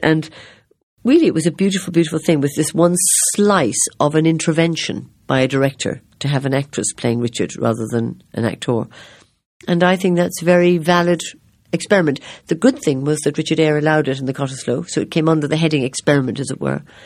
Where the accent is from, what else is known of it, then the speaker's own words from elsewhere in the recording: Ireland; I am Irish